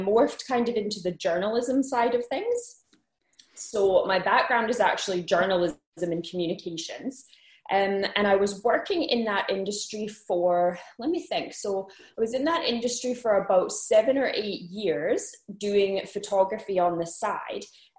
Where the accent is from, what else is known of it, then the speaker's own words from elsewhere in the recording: Winnipeg, Manitoba, Canada; moved away as an adult; now in Glasgow, United Kingdom; I am originally from Canada, from a place right in the middle of Canada called Winnipeg, but I've lived in Scotland for 5 years, and then I live in Glasgow.